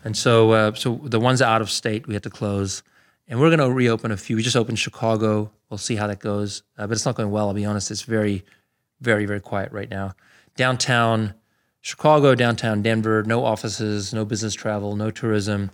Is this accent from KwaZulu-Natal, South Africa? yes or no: no; Pretoria, Gauteng, South Africa; born or raised there; moved away as an adult; also born or lived in Canada; now in United States